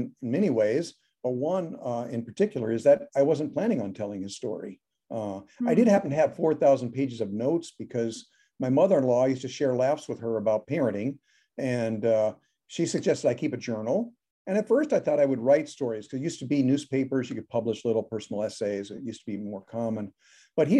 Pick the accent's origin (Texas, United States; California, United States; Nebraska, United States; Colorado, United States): Nebraska, United States; Omaha; now in Chicago, United States; I grew up in Nebraska. Yeah, in Omaha.